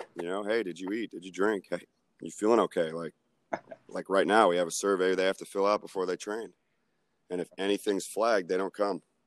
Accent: Tampa, Florida, United States; moved away as an adult; now in Atlanta, United States; I took a shot at this free internship at South Florida because I'm from Tampa. So I went home for the summer

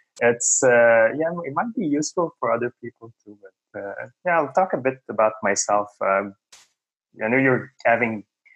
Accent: Montreal, Quebec, Canada; I grew up in the East End of Montreal

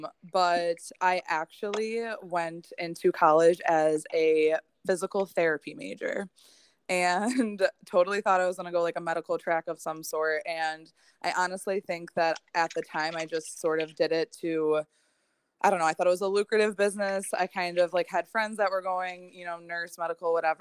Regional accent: Hamburg, New York, United States; also born or lived in Slippery Rock, Pennsylvania; I am born and raised in Buffalo, in Hamburg specifically, which is right outside of Buffalo

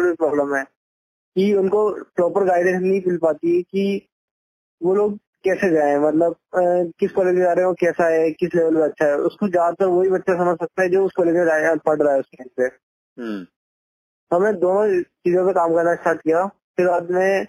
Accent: India; हम इंडियन लोग

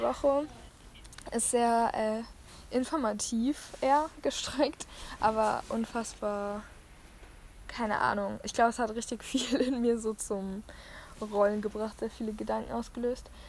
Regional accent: Germany; born or raised there; moved away

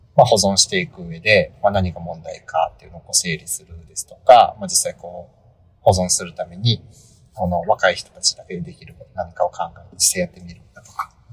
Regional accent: Japan; 私、地方生まれ育ち

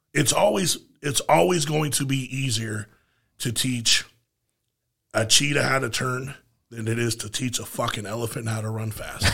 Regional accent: United States; as an American

